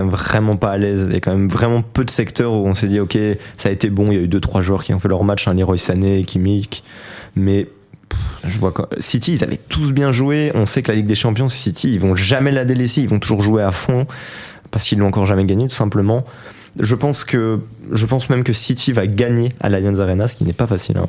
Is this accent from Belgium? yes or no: yes; province of Namur, Wallonia, Belgium; je viens de la province de Namur